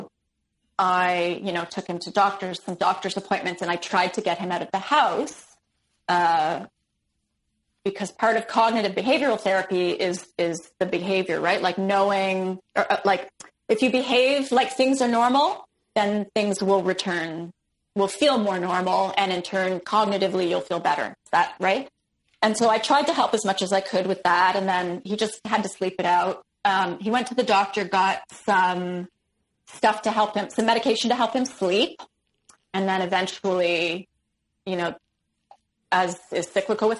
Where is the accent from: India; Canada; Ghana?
Canada; Toronto, Ontario; also born or lived in Ottawa; I'm from Toronto. I want to go back to Toronto.